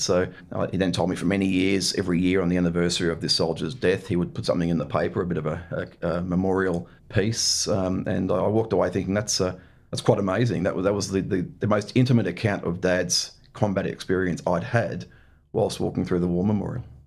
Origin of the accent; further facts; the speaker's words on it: Scarborough, Queensland, Australia; also born or lived in Brisbane; grew up in, uh, in Scarborough, just north of Brisbane.